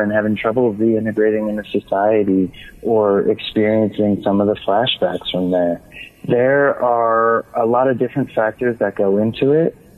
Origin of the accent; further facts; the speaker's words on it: Atlantic City, New Jersey, United States; I grew up in Atlantic City, New Jersey